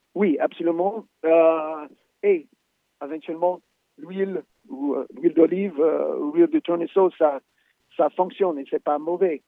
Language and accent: French; United States; moi, en tant qu'Américain